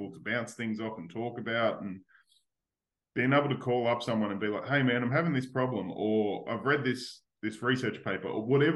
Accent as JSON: {"language": "English", "country": "Australia", "said": "being Australian"}